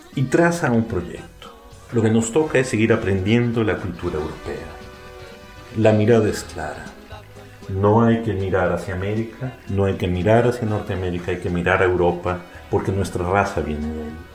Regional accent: Mexico; nos define como mexicanos

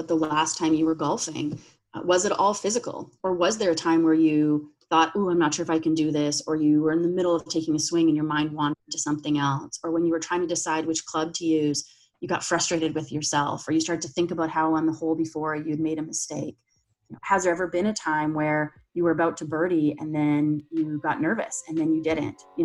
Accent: Canada; moved away as an adult; now in United States; I'm Canadian, so I went to university there

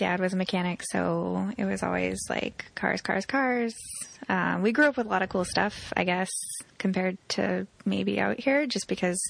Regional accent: Arizona, United States; growing up in Arizona

